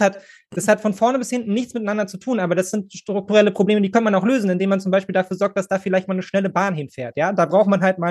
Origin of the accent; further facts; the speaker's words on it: Berlin, Germany; als Berliner